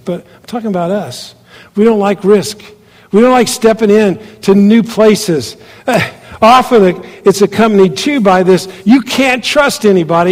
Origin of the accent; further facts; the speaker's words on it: United States; moved away as an adult; also born or lived in Kathmandu, Nepal; being an American in that country